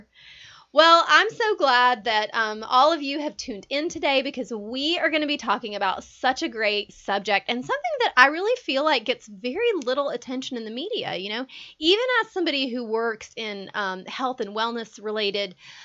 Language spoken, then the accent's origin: English; Georgia, United States; I'm born in Georgia. I was raised in Georgia. I'm a Georgia girl.